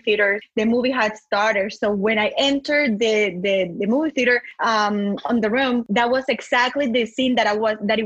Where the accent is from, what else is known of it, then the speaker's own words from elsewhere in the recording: San Andrés, San Andrés and Providencia, Colombia; first language Spanish; English is a second language; now in Austin, United States; I am from San Andres, nobody believes me because my parents are not from the island